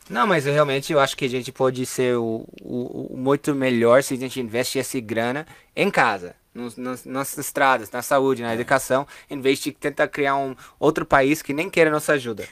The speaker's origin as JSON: {"language": "Portuguese", "region": "New York", "country": "United States", "second_language": "Portuguese", "moved": "as an adult", "lives_now": "São Paulo, Brazil", "said": "a gente em Nova York"}